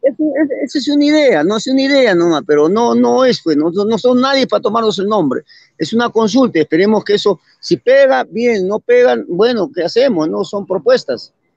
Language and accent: Spanish; Arequipa, Peru; Soy del Cono Norte